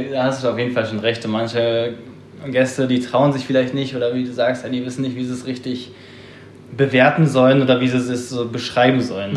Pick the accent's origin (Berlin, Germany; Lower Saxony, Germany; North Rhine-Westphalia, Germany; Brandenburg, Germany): Berlin, Germany; moved away as an adult; komme gebürtig aus Berlin, hab da meine Ausbildung gemacht